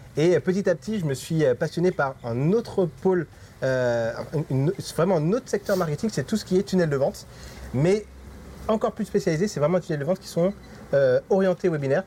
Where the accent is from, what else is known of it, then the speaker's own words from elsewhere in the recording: France; now in Mauritius; qu'entre nous, qu'entre Français